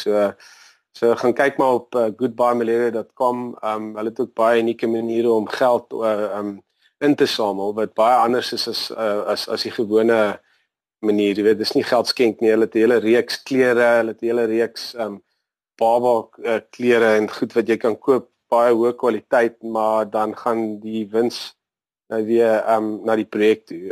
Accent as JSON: {"language": "Afrikaans", "area": "Natal Midlands, between New Hanover and Greytown", "region": "KwaZulu-Natal", "country": "South Africa", "tie": "born or raised there", "lives_now": "Durban, South Africa", "said": "ek het groot geword in die Natal Middelland op 'n plaas tussen um, New Hanover en Greytown"}